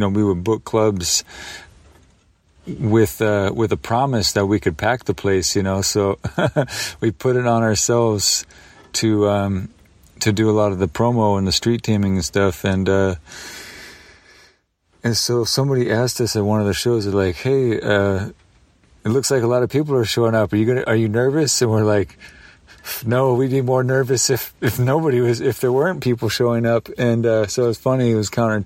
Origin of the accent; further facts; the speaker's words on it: the Northwest, Pacific Northwest, United States; moved away; growing up in the Northwest